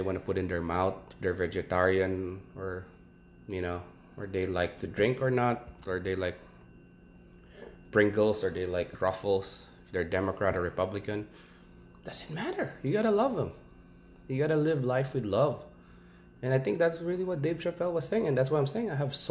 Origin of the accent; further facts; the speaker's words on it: Philippines; now in United States; I'm from the Philippines